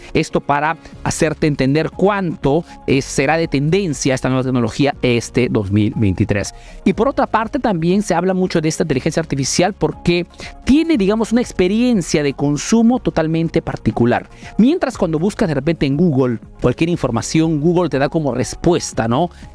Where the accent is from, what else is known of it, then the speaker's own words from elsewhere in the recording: Peru; now in Italy; soy un emprendedor peruano que vive hace negocio en Italia, en Europa principalmente